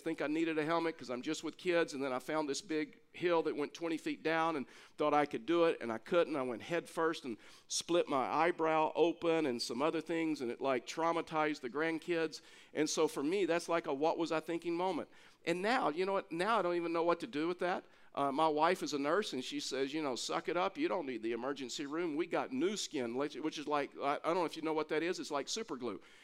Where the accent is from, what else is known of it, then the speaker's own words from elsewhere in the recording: Texas, United States; I'm from Texas